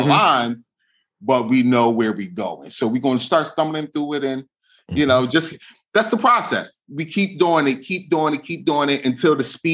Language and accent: English; Philadelphia, Pennsylvania, United States; That's where I'm from. I'm from Philadelphia